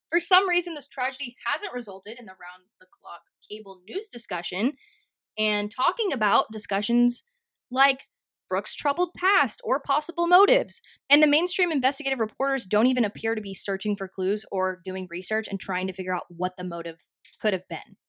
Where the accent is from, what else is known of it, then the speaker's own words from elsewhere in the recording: Mansfield, Texas, United States; my hometown in Mansfield, Texas